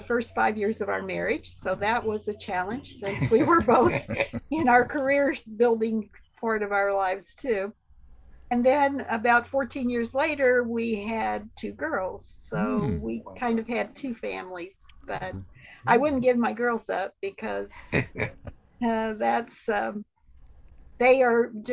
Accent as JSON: {"language": "English", "town": "Jefferson City", "region": "Missouri", "country": "United States", "tie": "born or raised there", "said": "I grew up in Jeff City"}